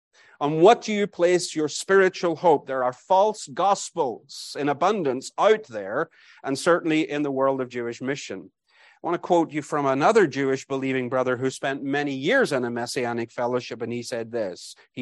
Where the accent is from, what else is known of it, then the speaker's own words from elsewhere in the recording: Bangor, Northern Ireland, United Kingdom; My wife grew up in East Belfast. I grew up in Bangor.